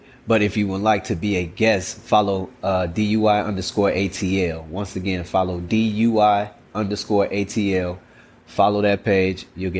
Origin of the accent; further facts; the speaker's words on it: Chicago, Illinois, United States; moved away; I'm from Chicago